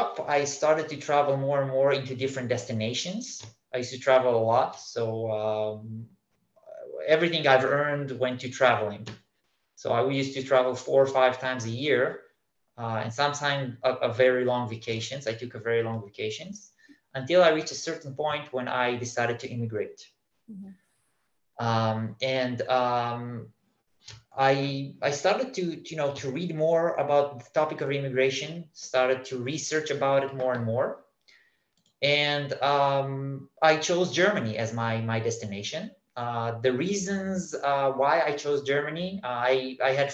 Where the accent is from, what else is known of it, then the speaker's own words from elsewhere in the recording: Israel; moved away; I was born in Israel. From a very young age, I was thinking about immigration.